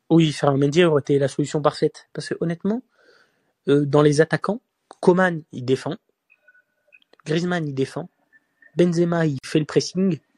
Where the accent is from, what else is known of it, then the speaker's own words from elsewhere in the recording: Marseille, Provence-Alpes-Côte d'Azur, France; Je suis Marseillais, hein, mais je préfère pas voir Gendouzi titulaire euh, pendant cette Coupe du Monde.